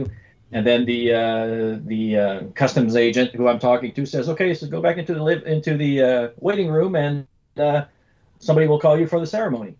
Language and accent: English; Canada; now in United States; But because of the way America and Canada works, I'm still Canadian